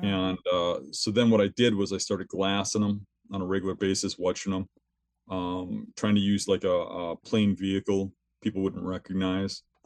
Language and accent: English; southeastern Wisconsin, United States; I'm from southeastern Wisconsin. I've always lived here my whole life. Um, I grew up here